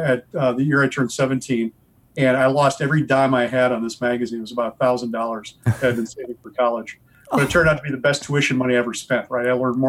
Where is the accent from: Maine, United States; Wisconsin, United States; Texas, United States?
Wisconsin, United States; Southern; also born or lived in Michigan; I grew up here in Wisconsin, which is coincidentally not very far from the birthplace of Dungeons & Dragons. Right. I grew up 45 minutes from Lake Geneva, which is where TSR used to be.